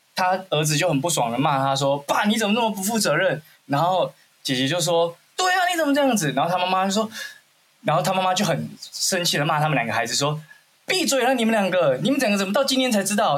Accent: Xinzhuang, New Taipei, Taiwan; 我小时候在西，下新庄长大

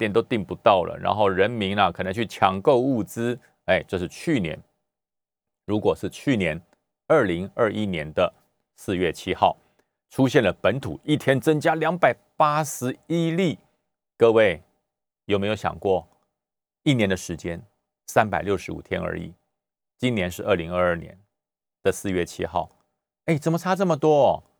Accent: Taoyuan, Taiwan; 最后还有一点，就是国民党的大乱斗啊，在哪里斗呢？就在我的我的家乡桃园，就在那边斗起来了。

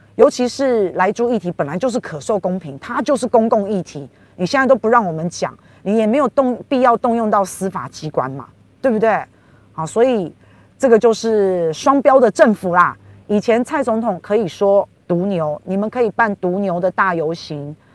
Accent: Taiwan; 我们台湾人

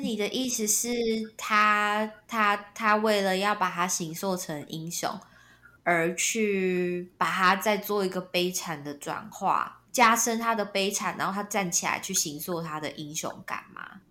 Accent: Taiwan; 身为台湾人

